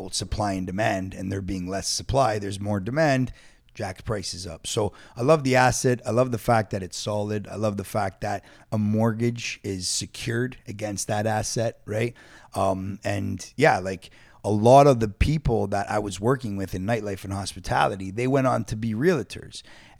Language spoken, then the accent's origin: English; Toronto, Ontario, Canada; School. Dufferin and Sinclair, originally.